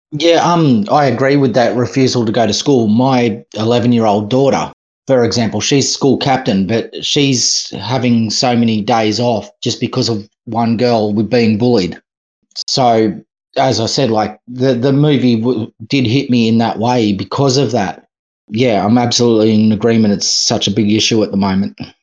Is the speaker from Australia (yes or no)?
yes; Australia; I'm Australian.